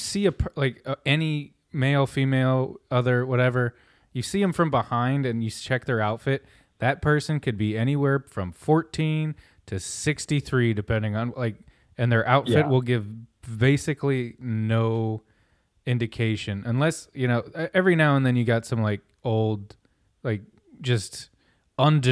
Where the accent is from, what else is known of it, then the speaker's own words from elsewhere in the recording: Milford, Ohio, United States; growing up in Milford, Ohio, like the most Caucasian place I could I've ever lived